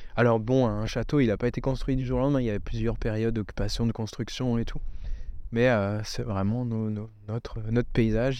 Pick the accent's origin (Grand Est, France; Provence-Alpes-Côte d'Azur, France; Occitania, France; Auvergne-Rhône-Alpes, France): Grand Est, France; near Colmar, Alsace; chez nous, bah, on est près de Colmar